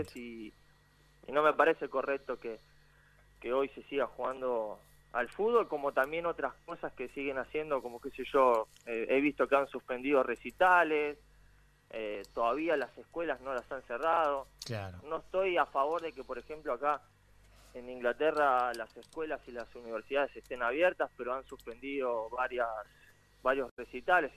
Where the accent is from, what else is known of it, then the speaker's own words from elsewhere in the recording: Argentina; moved away as an adult; now in England; yo siendo argentino